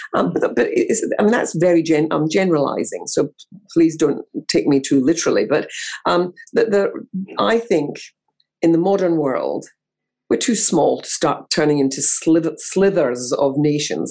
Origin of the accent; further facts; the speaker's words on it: Scotland, United Kingdom; growing up in Scotland